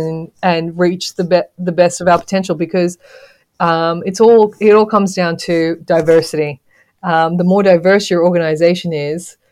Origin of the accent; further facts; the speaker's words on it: Australia; moved away as an adult; also born or lived in Zambia; growing up in Australia as a female coach